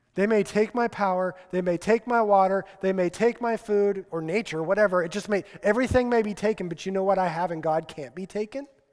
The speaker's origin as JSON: {"language": "English", "region": "Colorado", "country": "United States", "tie": "born or raised there", "said": "grew up in Colorado"}